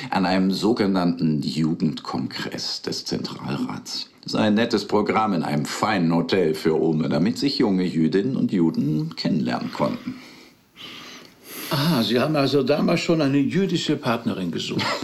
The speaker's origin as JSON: {"language": "German", "region": "Berlin", "country": "Germany", "tie": "born or raised there", "said": "Also, ich bin in Berlin aufgewachsen. Sonja in der Nähe von Stuttgart. Meine Eltern stammen aus St. Petersburg, ihre aus der Ukraine. Wir sind beide als Kinder nach Deutschland gekommen"}